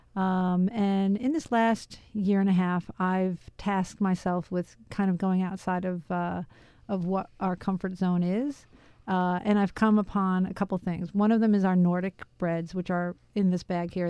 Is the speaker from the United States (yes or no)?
yes; New York City, New York, United States; I grew up in Queens, New York